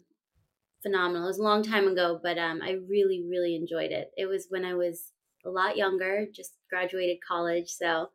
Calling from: California, United States; I am joining you from California. Right now I'm in my home. This is also my office. I work virtually and I split my time between Northern California and Southern. Right now I'm in Northern California.

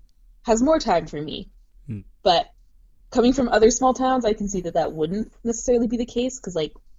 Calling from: Victoria, British Columbia, Canada; I am coming from Victoria, which is a small city, mm-hmm. like much smaller than Montreal, and I find people here have way more time for me.

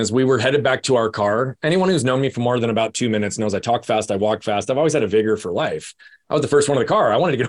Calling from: Phoenix, Arizona, United States; I'm in Phoenix, Arizona.

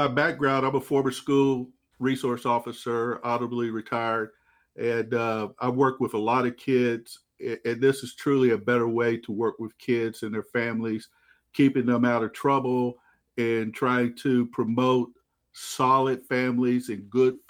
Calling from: Waxahachie, Texas, United States; Down in Texas, Waxahachie, Texas, just a little south of Dallas County.

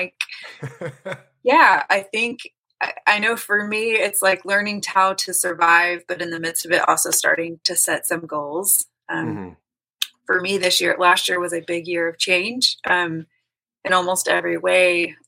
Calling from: Kansas City, Missouri, United States; Kansas City, Missouri.

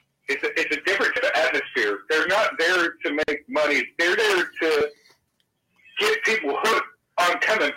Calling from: Florida, United States; I'm calling from Florida.

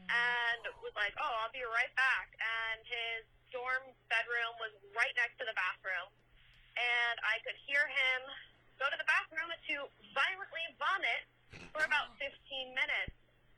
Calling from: Rhode Island, United States; I'm calling from Rhode Island

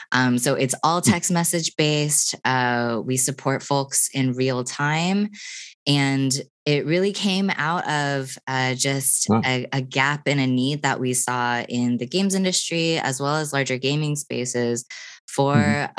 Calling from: Austin, Texas, United States; I am here in Austin, Texas.

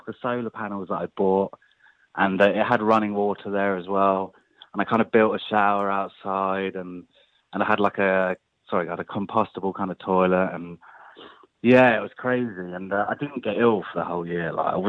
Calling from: London, United Kingdom; Actually calling from London, yeah.

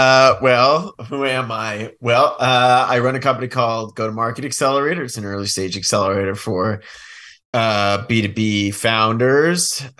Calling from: Bend, Oregon, United States; Bend, Oregon.

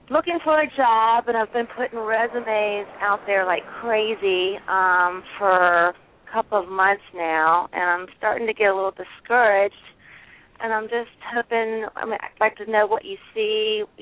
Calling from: Virginia, United States; Hi, I'm calling from Virginia

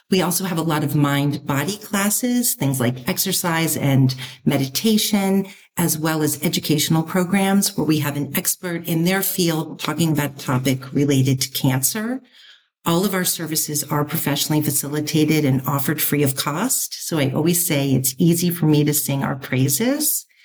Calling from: Bethesda, Maryland, United States; I'm in Bethesda, Maryland at our office slash house at Hope Connections.

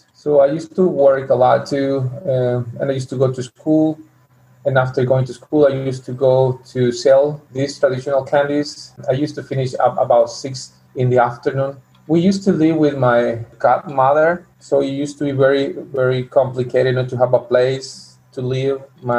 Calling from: Chiapas, Mexico; English is a second language; I am speaking from Chiapas, Mexico, and I live in a little town near to Guatemala. We are like 5 hours, 6 hours from the border from Guatemala. It's a small town southeast of Chiapas.

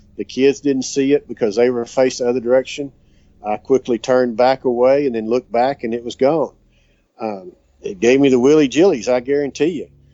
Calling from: Duster, Texas, United States; I'm calling from Duster, Texas, which is just south of Gorman, Texas

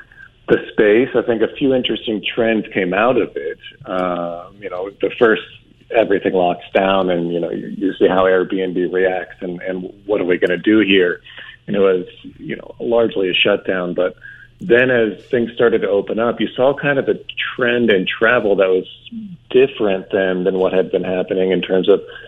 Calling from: Scottsdale, Arizona, United States; I am currently in Scottsdale, Arizona.

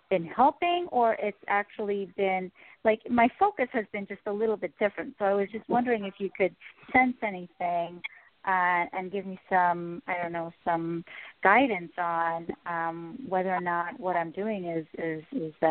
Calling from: New York City, New York, United States; I'm calling from New York City.

